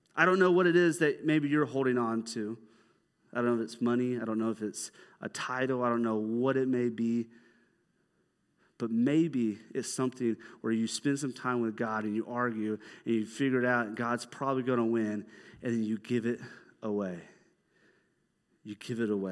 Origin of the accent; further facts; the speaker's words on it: Dahlonega, Georgia, United States; I'm from, like, North Georgia. I'm from Dahlonega